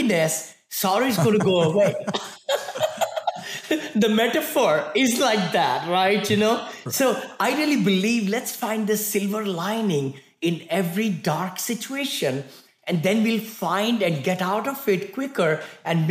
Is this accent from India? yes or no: yes; India; moved away as an adult; now in United States; I came from India, right? Very humble beginning, six children in the family in one bedroom apartment